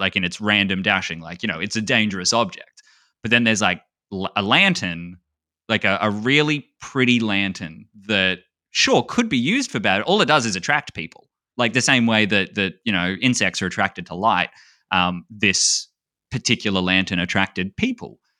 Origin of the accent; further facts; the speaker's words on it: Australia; being Australian, we call Cheerios like something different. Like Cheerios for us are like little hot dogs